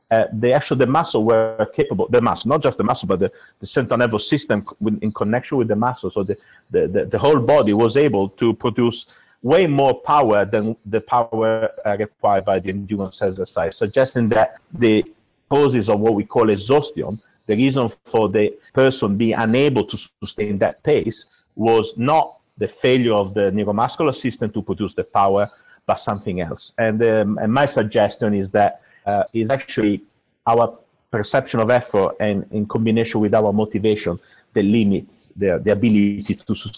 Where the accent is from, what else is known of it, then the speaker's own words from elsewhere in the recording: Italy; moved away as an adult; also born or lived in Milan, Italy / United States; now in United Kingdom; I'm actually originally from Italy